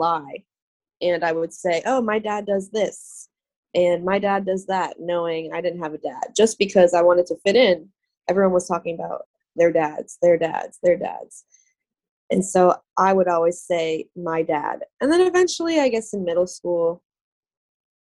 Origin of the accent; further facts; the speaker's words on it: Boca Raton, Florida, United States; now in Tampa, United States; So I was born and raised in Boca Raton, Florida.